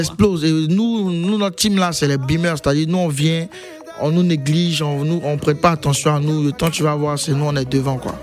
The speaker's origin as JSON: {"language": "French", "region": "Abidjan", "country": "Côte d’Ivoire", "said": "je viens de Yopougon."}